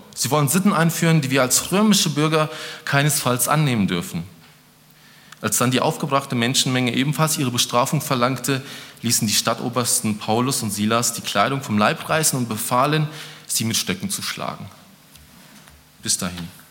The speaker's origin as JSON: {"language": "German", "country": "Germany", "said": "ich bin auch Deutscher"}